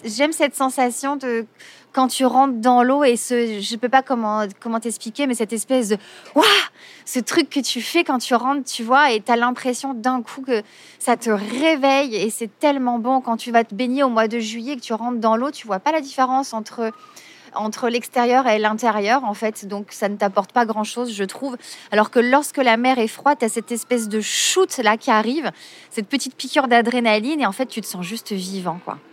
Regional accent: Marseille, Provence-Alpes-Côte d'Azur, France; je suis née à Marseille, je suis une vraie Marseillaise

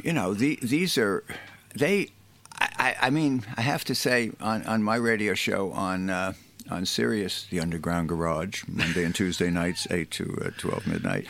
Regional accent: United States; I'm an American

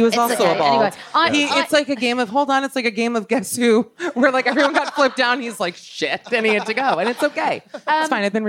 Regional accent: Miami, Florida, United States; I'm from Miami.

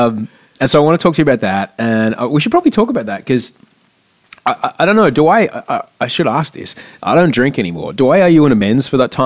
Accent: Brisbane, Queensland, Australia; moved away as an adult; now in United States; we are both from Brisbane.

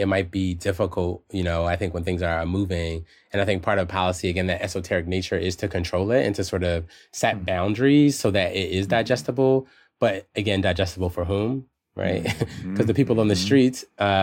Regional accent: Philadelphia, Pennsylvania, United States; moved away; also born or lived in Amherst, Massachusetts; my hometown of Philadelphia

